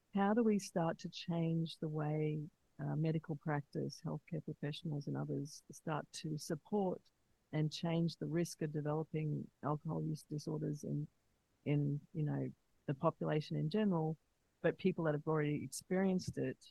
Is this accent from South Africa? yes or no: no; Australia; moved away; also born or lived in United States; living in America, because I'm from Australia originally